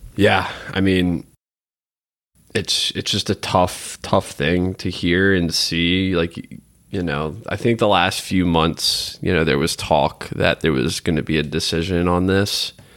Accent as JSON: {"language": "English", "country": "United States", "said": "as an American"}